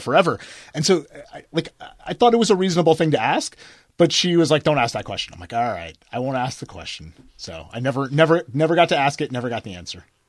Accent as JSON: {"language": "English", "country": "United States", "tie": "born or raised there", "said": "I grew up near New York, I didn't have, like, a New York childhood"}